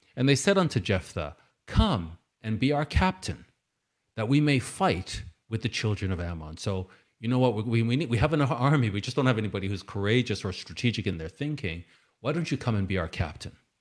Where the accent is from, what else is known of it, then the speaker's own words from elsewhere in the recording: Canada; I'm Canadian, I'm British Canadian.